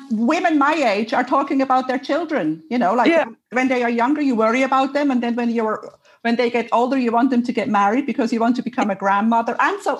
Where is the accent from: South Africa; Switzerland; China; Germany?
Switzerland; moved away; also born or lived in Cyprus; I mean, I am from Switzerland, but my kids were born in Cyprus.